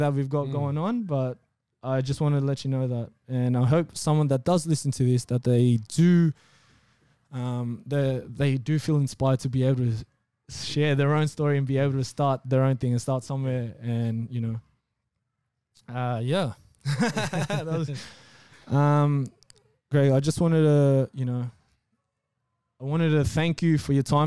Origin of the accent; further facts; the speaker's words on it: Blacktown, New South Wales, Australia; I'm from Blacktown